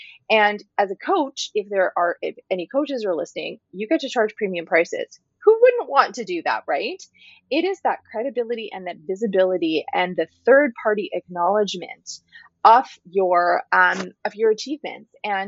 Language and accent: English; North India, India; And I'm Northern Indian, I'm not Punjabi, and I only say this because there's a lot of talk about these types of situations in the Punjabi community here.